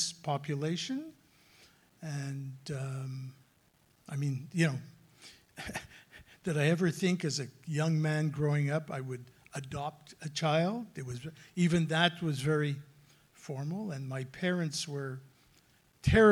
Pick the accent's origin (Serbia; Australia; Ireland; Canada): Canada; Montreal, Quebec; moved away as an adult; now in Toronto, Canada; I am a parent from Montreal originally. We moved to Toronto 7 years ago